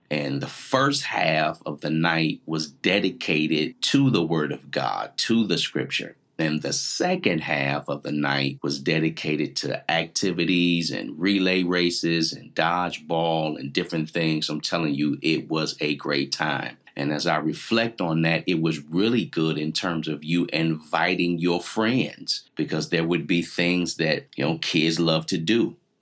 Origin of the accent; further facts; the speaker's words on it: Canton, Ohio, United States; I grew up in Canton, Ohio